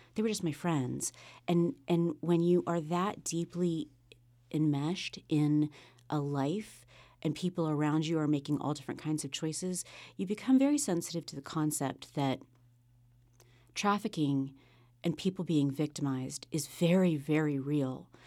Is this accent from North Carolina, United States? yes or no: yes; Sunset Beach, North Carolina, United States; also born or lived in South America; now in Wilmington, United States; Wilmington is my home. I grew up on Sunset Beach, just south of here.